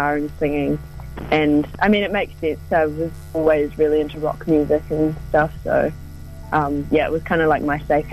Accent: North Canterbury, New Zealand; also born or lived in Christchurch; So I grew up in North Canterbury

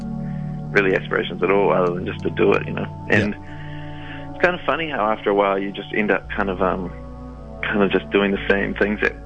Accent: Auckland, New Zealand; I'm from Auckland

